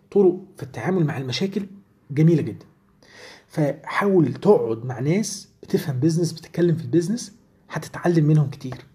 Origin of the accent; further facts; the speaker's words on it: Egypt; يعني عندنا وقت في يومنا كمصريين بيضيع كتير جدا